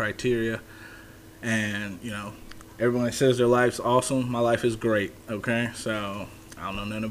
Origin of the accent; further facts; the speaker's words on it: Detroit, Michigan, United States; now in Tennessee, United States; I'm from Detroit, Michigan, but I'm a transplant. You know, down here we got a bunch of people from Michigan, so, you know, I fit that criteria.